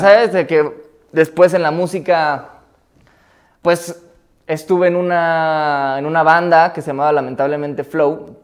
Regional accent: Mexico City, Mexico; yo crecí en CU desde los 9 a los 16 años

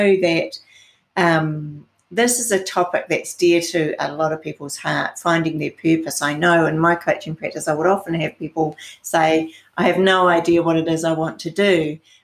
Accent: New Zealand; I'm from New Zealand, so that's the other side of the world.

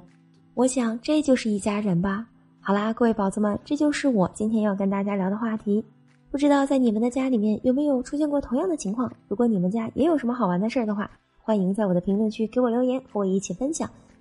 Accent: Northeast China, China; 用我们东北话来说，那就是锤子、柜子、鞋子、棒子，而人家说出来，他就是那么的可爱。其实我们东北人也特别喜欢说叠词

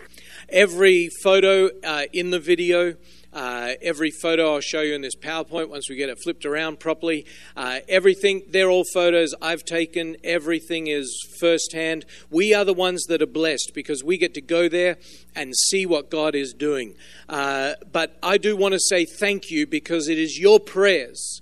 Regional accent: Melbourne, Victoria, Australia; moved away as an adult; also born or lived in Solomon Islands; born and raised in Australia. I was born in the city of Melbourne on the southern coast of Australia.

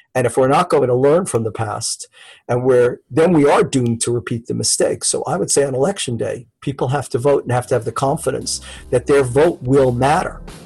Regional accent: United States; as an American

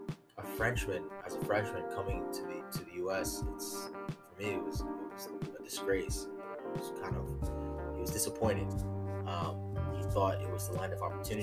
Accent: United States; I'm all American, born in the USA

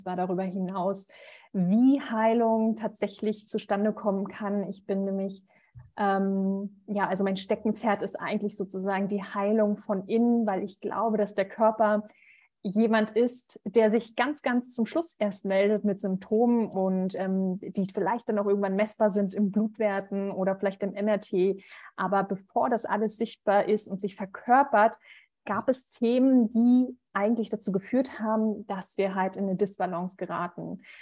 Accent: Berlin, Germany; Ich bin 33, ähm, gebürtige Berlinerin.

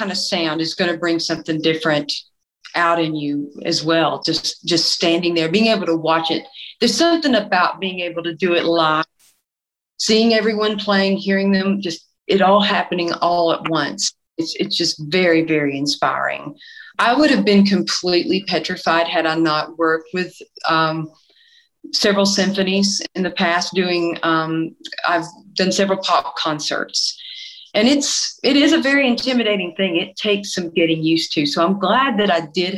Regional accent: East Tennessee, United States; I'm from East Tennessee. And so in East Tennessee, you usually grow up listening to gospel music, country, bluegrass, blues

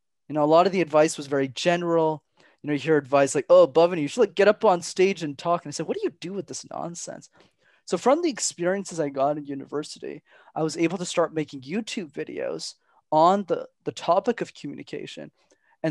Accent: Montreal, Quebec, Canada; my parents were factory workers, minimum wage, growing up in Montreal

